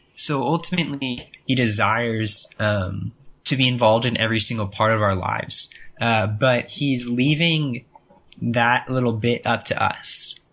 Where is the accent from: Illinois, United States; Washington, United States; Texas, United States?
Texas, United States; Austin; i am interning this summer in austin texas um my hometown uh 512 represent